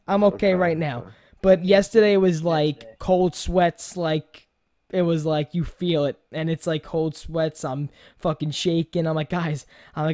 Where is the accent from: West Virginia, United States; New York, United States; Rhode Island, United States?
New York, United States; accent: New Yorker; I'm from New York